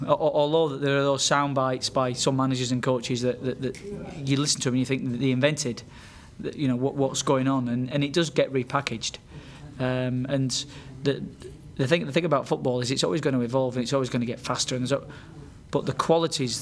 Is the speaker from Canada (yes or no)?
no; United Kingdom; as Brits